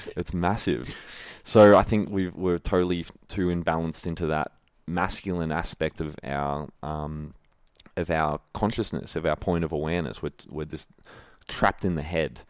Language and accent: English; Melbourne, Victoria, Australia; also born or lived in Wandin, Victoria; I was born and raised in Melbourne